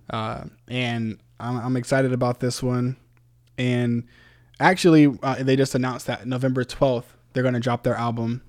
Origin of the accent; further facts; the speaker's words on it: Virginia Beach, Virginia, United States; moved away; I'm from Virginia Beach originally. Uh, that's my hometown